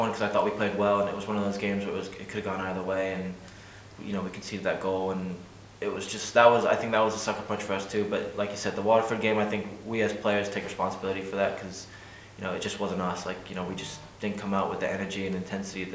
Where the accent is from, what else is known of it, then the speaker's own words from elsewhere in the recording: England, United Kingdom; now in Ireland; growing up in England